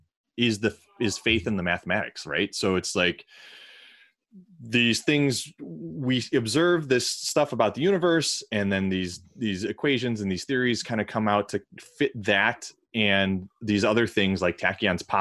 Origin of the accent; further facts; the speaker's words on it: outside of Chicago, Illinois, United States; I grew up outside of Chicago where Fermilab is